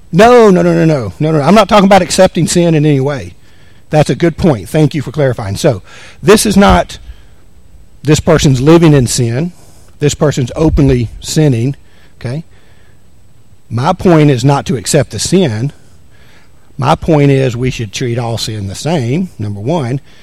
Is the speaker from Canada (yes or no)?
no; the South, United States; now in Anchorage, United States; I'm from the South.